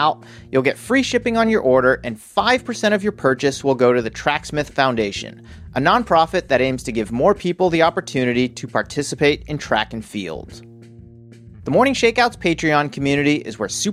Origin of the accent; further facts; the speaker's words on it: Worcester, Massachusetts, United States; now in California, United States; I grew up in Worcester, Massachusetts. Now I live in California.